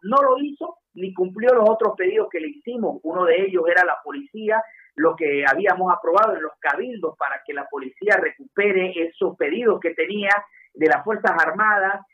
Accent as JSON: {"language": "Spanish", "region": "Santa Cruz", "country": "Bolivia", "said": "a los cruceños"}